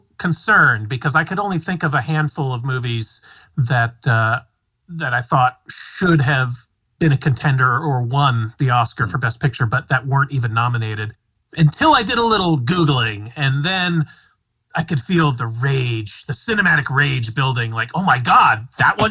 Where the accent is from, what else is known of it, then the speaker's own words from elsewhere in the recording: Midwest, United States; I'm a Midwestern